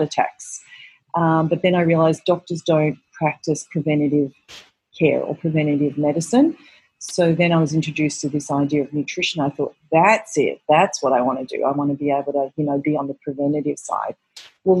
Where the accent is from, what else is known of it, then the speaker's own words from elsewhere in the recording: Melbourne, Victoria, Australia; moved away as an adult; now in New York City, United States; I'm originally from Australia, from Melbourne, Australia, and I came out here to New York City, which is where I'm based, about 20 years ago